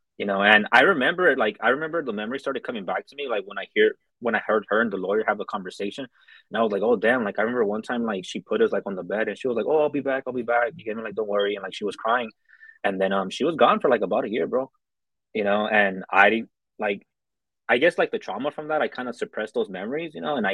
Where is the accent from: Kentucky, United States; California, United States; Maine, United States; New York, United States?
California, United States; Los Angeles; So I'm from South Central Los Angeles. That's in California.